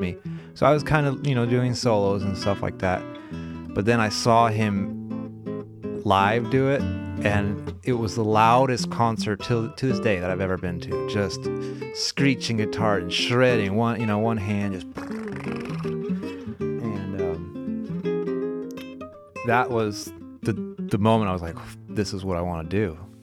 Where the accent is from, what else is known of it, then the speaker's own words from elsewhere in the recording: California, United States; I grew up in California